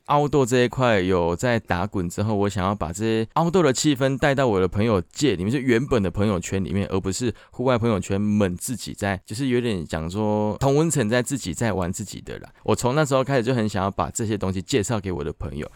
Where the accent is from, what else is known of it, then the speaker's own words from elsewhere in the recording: Tainan, Taiwan; moved away as an adult; now in Taipei, Taiwan; 我本身是台南的食物，然后我搬来台北应该有六年的时间了吧